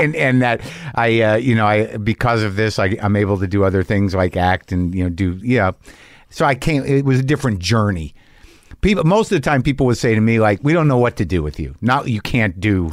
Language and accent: English; New Mexico, United States; I grew up in New Mexico.